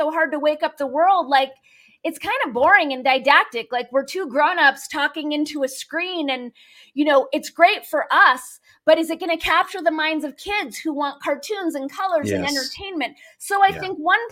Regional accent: Los Angeles, California, United States; I grew up in Los Angeles

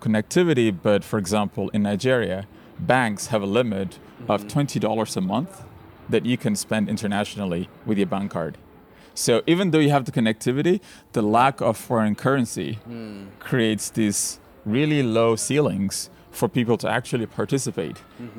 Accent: Ethiopia; English is a second language; When I was growing up in Ethiopia, the internet opened the world to me. I learned most of my English online.

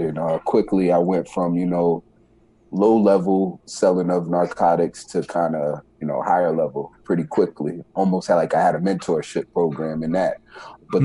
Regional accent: New York City, New York, United States; So I was born in the Bronx, New York. At a young age, my father passed away um, when I was around nine years old, eight or nine, yeah, nine years old. Uh, from that point, we moved from New York City to upstate New York.

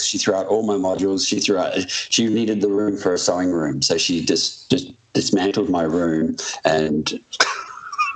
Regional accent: Adelaide, South Australia, Australia; moved away as an adult; I had access to a European passport or a British passport because I'm from Adelaide

